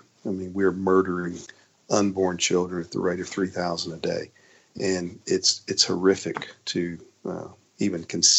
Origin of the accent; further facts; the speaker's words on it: United States; we are complicit in that as American citizens living today.